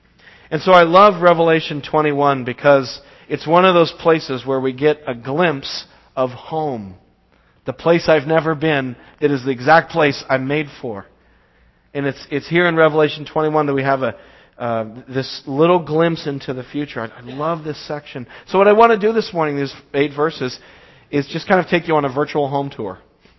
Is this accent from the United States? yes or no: yes; Braintree, Massachusetts, United States; I grew up in Braintree my whole life. And the house I live in Braintree is actually right around the corner from the house I was born in Braintree.